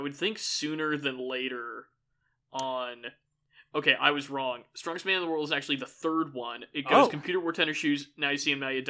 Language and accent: English; Missouri, United States; we are two men from Missouri